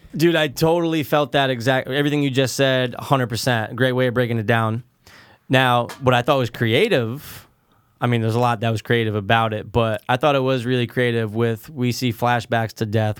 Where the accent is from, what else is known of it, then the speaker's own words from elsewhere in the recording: United States; we're American